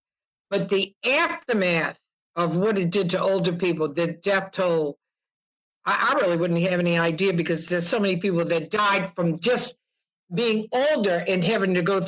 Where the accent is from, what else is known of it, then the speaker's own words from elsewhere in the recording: New Orleans, Louisiana, United States; also born or lived in Georgia; I was born in New Orleans, raised in New Orleans, and grew up a couple of different places in Georgia.